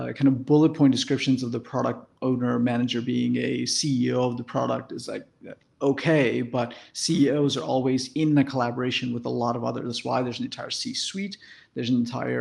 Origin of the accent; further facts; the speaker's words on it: Detroit, Michigan, United States; also born or lived in India; I moved to the US at that point and lived in Detroit for that time and went to school there and did everything